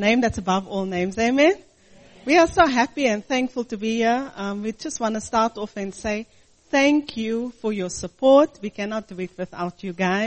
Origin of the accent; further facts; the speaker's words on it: South Africa; I'm from South Africa